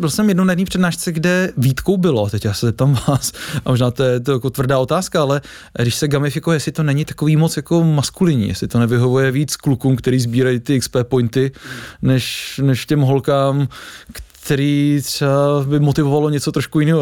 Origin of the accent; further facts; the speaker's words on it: Czechia; jsme jako opravdu Češi specifický